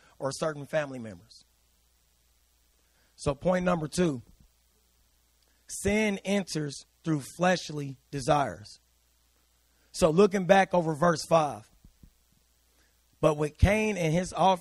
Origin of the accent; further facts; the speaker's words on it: United States; we're American